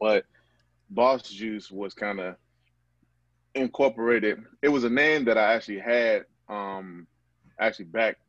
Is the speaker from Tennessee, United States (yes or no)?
no; Atlanta, Georgia, United States; I am born and raised here in Atlanta, Georgia, specifically SWATS, so Camelton Road.